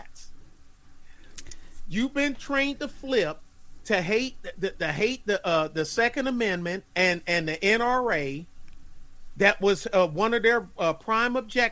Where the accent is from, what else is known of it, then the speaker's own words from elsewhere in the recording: Detroit, Michigan, United States; my hometown of Detroit